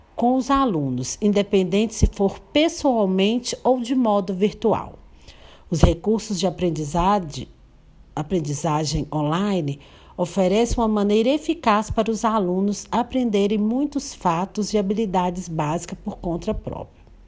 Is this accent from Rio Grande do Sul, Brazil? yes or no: no; Paracatu, Minas Gerais, Brazil; sou da cidade de Paracatu, Minas Gerais